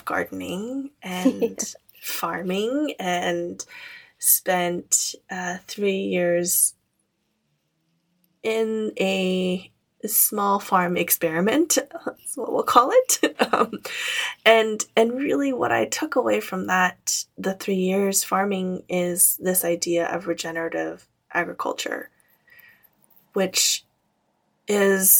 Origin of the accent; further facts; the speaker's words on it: Camarillo, California, United States; my hometown in Camarillo